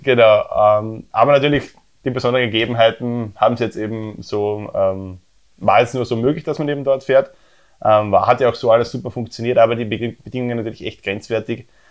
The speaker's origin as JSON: {"language": "German", "country": "Austria", "said": "bei uns in Österreich"}